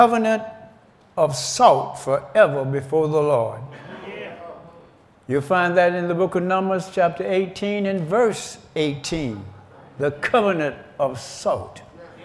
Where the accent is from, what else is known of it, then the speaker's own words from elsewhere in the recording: Georgia, United States; I was born in Georgia back in 1939